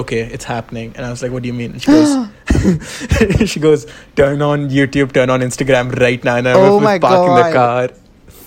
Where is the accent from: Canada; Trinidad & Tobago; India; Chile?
India